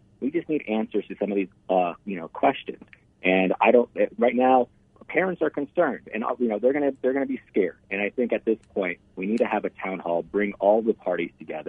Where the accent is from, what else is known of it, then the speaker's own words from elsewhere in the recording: Scottsdale, Arizona, United States; I'm from Scottsdale.